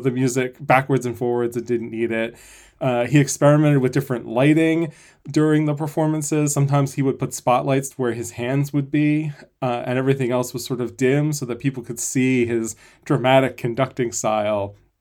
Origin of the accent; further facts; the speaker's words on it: Philadelphia, Pennsylvania, United States; Philadelphia Orchestra. uh, which is my hometown orchestra